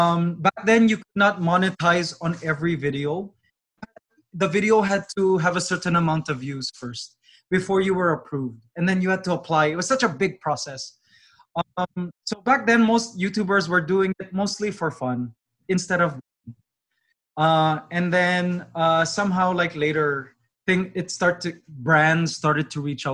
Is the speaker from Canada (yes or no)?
yes; Toronto, Ontario, Canada; I grew up in Toronto, but somehow my parents still have a Filipino accent